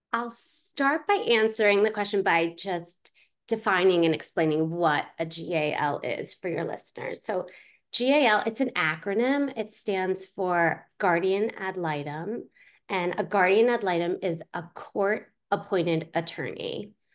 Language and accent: English; Pittsburgh, Pennsylvania, United States; I grew up in Pittsburgh, Pennsylvania